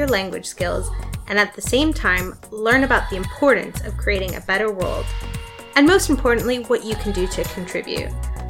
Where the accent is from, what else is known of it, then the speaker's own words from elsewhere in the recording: United States; now in London, United Kingdom; I'm from America and I live in London, and I work in social enterprise.